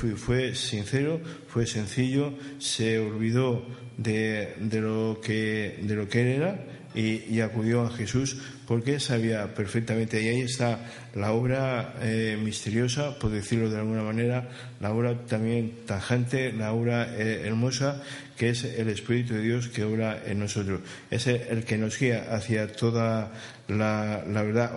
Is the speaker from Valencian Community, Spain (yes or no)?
yes; Alicante, Valencian Community, Spain; now in Barcelona, Spain; lo de mi tierra. Saben que por allá, por Alicante